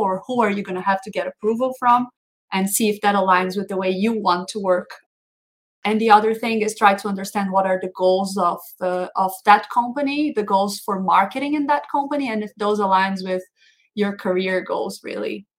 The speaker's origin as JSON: {"language": "English", "country": "Brazil", "moved": "as an adult", "lives_now": "Denmark", "said": "I am from Brazil, but I have been working across the globe for the past 10 years"}